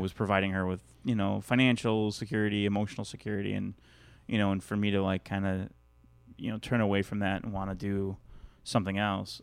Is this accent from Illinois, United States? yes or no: yes; Chicago, Illinois, United States; moved away as an adult; now in California, United States; I grew up in there, in, born and raised in Chicago.